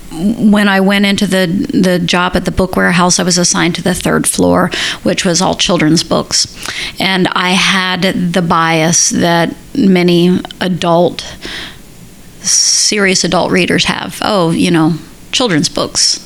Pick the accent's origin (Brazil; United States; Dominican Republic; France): United States; Central Florida; now in Minneapolis, United States; I grew up in Central Florida. When I moved to uh, Minnesota, where I live now, to Minneapolis